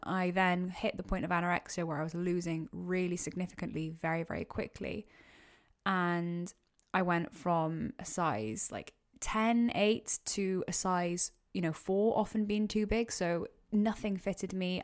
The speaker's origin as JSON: {"language": "English", "region": "Wales", "country": "United Kingdom", "also_born_or_lived": "Cardiff", "said": "I'm, uh, Welsh"}